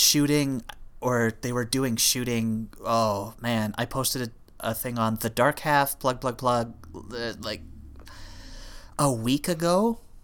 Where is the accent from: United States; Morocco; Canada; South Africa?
Canada; we're Canadian